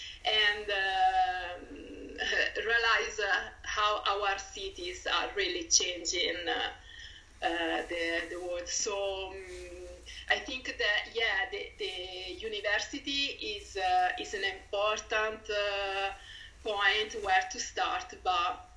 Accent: Pisa, Tuscany, Italy; English is a second language; moved away as an adult; now in Dublin, Ireland; I'm from Tuscany, Pisa exactly

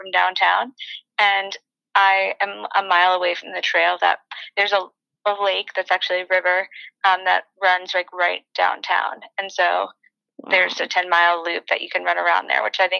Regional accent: New York, United States; moved away as an adult; also born or lived in Colorado / Arizona / North Carolina / Manhattan, New York; now in Austin, United States; I'm from New York, and I had been living in Colorado, and before that, Arizona, and before that, North Carolina. So I was kind of just ready to kind of move back home, see my family

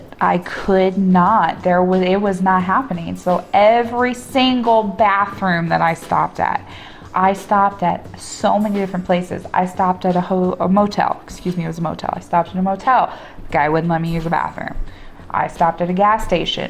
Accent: Midwest, United States; As a Midwesterner

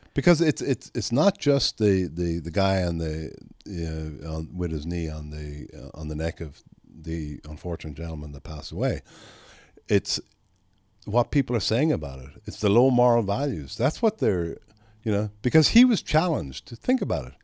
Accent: Ireland; now in Texas, United States; when I grew up in Ireland

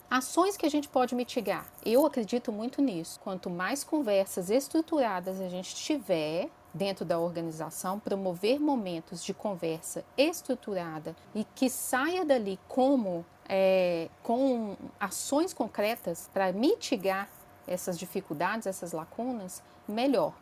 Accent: interior of Minas Gerais, Brazil; moved away as an adult; now in Belo Horizonte, Brazil; Eu sou mineirinha do interior de Minas, mas moro em Belo Horizonte há 22 anos

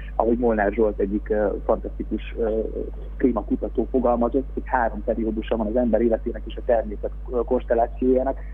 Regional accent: Veszprém, Veszprém County, Hungary; mikor Veszprémben édesapámmal kint voltunk, és a hugommal kosarazni egy lakótelepen mellettünk a görkor és deszkapályán szólt a hip-hop 024 órában. Mi ebben nőttünk föl

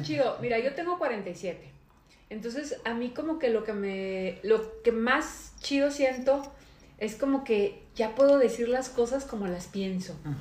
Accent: Monterrey, Nuevo León, Mexico; yo soy de Monterrey

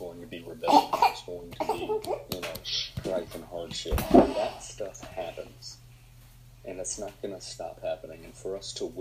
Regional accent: Southwest Georgia, United States; I'm from Southwest Georgia

